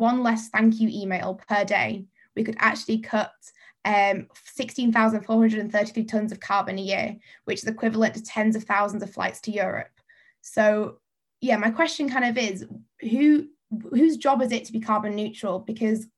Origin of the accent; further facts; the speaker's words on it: Lake District, North West England, United Kingdom; I'm from the Lake District.